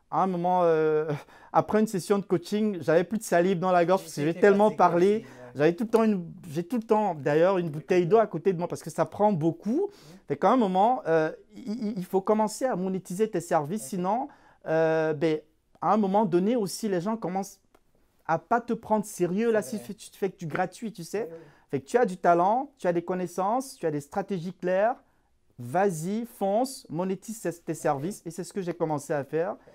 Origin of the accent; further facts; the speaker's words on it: Cameroon; moved away as an adult; now in Canada; je suis d'origine euh, africaine, plus précisément, je viens du Cameroun. J'ai émigré au, Canada il y a, en, 2015. Ça, fait, ça va faire trois ans, un mois que je suis au Canada.